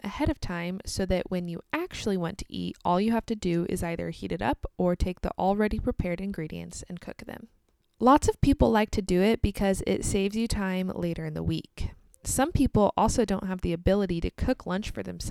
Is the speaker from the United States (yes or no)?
yes; United States; also born or lived in Kansas